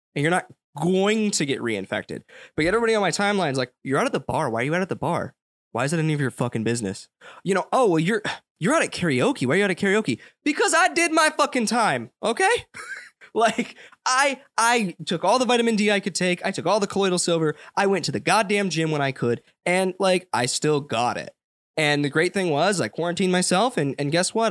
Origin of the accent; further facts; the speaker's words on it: United States; I grew up in the commercialized United States